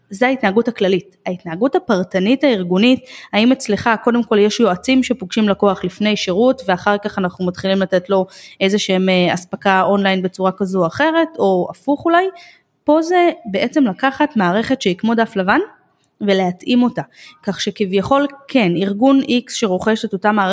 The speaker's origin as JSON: {"language": "Hebrew", "town": "Jerusalem", "region": "Jerusalem District", "country": "Israel", "tie": "born or raised there", "said": "אני גדלתי בירושלים בשעתו"}